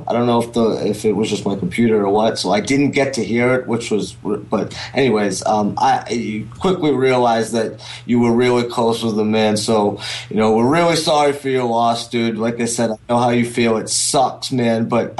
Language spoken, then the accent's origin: English; Falmouth, Massachusetts, United States; I am from Falmouth